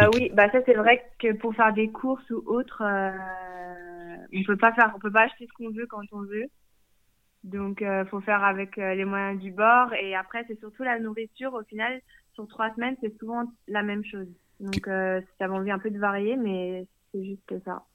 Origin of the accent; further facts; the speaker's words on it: France; moved away as an adult; now in Canada; je suis française, mais je vis au Canada depuis deux ans et demi